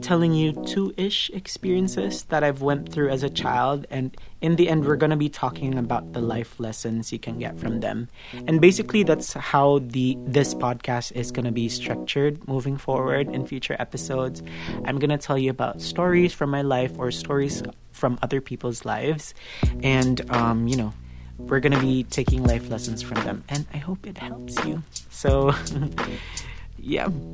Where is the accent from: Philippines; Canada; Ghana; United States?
Philippines; Cebu City, Central Visayas; also born or lived in Iligan City; now in Cavite City, Philippines; I was born in Iligan City, raised in Cebu City, and now residing in Cavite City